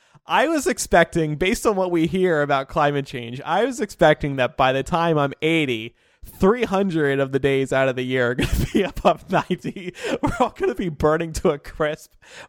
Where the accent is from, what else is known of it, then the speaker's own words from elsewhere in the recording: Medford, New Jersey, United States; born there; when I was born in 1989 in Medford, New Jersey.